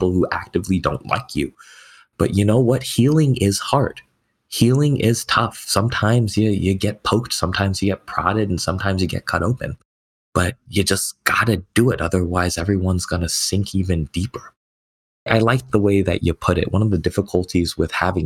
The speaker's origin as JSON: {"language": "English", "region": "California", "country": "United States", "tie": "born or raised there", "also_born_or_lived": "Beijing, China", "said": "growing up in California around a lot of other Asian Americans"}